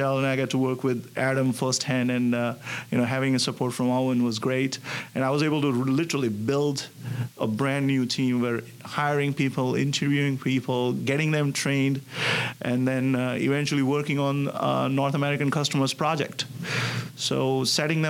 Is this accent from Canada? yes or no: no; India; moved away as an adult; now in Connecticut, United States; I'm originally from India. And I grew up there, did my bachelor's